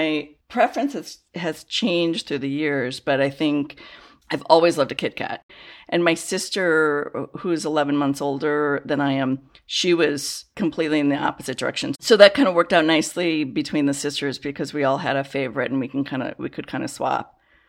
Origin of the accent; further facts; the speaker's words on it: Chicago, Illinois, United States; I grew up in the Chicago area